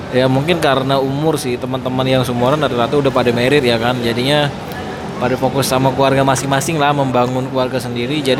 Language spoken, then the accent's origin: Indonesian; West Kalimantan, Indonesia; karena sebagai orang Kalimantan Barat kelahiran sana aku belum pernah sama sekali tuh ke daerah-daerah namanya Danau Sentarum Bukit Kelam